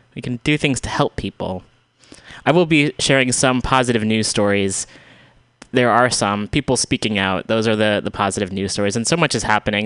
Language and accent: English; United States; I was raised in America.